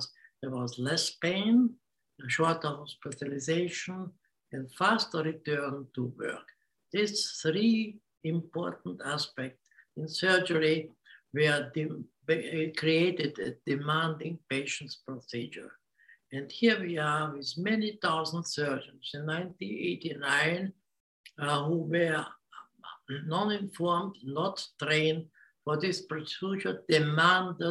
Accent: Hungary; English is a second language; moved away as an adult; also born or lived in Vienna, Austria / Australia; I was born in Hungary and spent 15 years in Vienna. Came back to Hungary

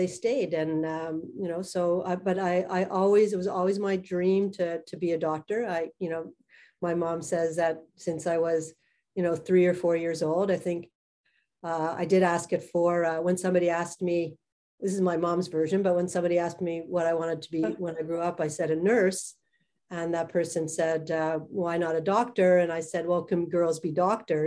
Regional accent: Montreal, Quebec, Canada; I grew up in Montreal.

